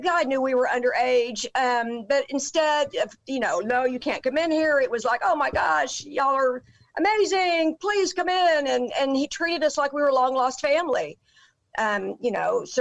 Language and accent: English; Dallas, Texas, United States; I grew up in Dallas.